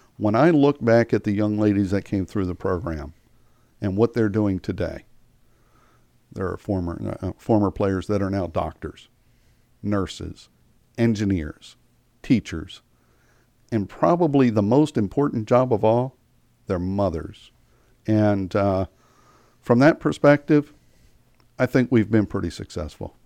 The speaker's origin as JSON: {"language": "English", "town": "York", "region": "Pennsylvania", "country": "United States", "tie": "born or raised there", "moved": "as an adult", "lives_now": "Frederick, United States", "said": "I grew up in York, Pennsylvania"}